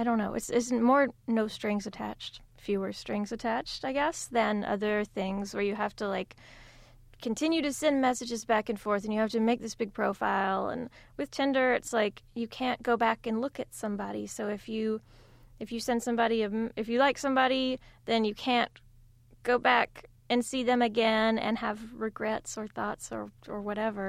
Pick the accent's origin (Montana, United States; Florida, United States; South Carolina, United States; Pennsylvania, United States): South Carolina, United States; my home state of South Carolina